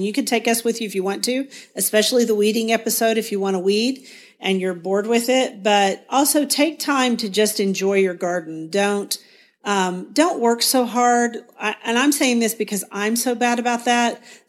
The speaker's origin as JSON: {"language": "English", "town": "Guthrie", "region": "Oklahoma", "country": "United States", "said": "from Guthrie, Oklahoma."}